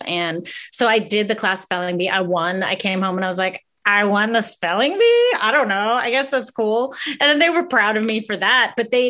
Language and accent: English; Greensburg, Pennsylvania, United States; now in Los Angeles, United States; I'm a hardworking gal from Pittsburgh, Pennsylvania.